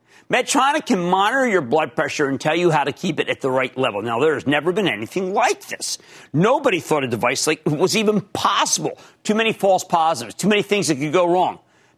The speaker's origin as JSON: {"language": "English", "town": "Philadelphia", "region": "Pennsylvania", "country": "United States", "said": "Yes, I know I'm from Philadelphia."}